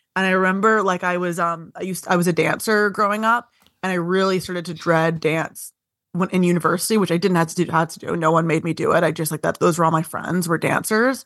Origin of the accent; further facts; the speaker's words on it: Vaughan, Ontario, Canada; I'm from, uh, Vaughan.